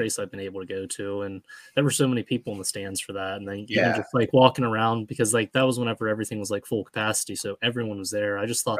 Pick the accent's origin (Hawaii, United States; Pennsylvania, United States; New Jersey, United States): Pennsylvania, United States; I'm from Pennsylvania, by the way.